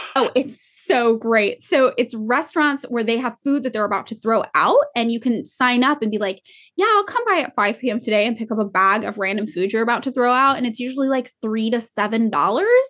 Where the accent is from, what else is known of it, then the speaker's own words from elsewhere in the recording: Fresno, California, United States; now in Los Angeles, United States; growing up in Fresno